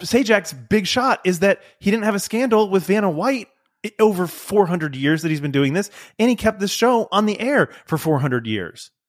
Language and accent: English; United States; I'm, I'm American.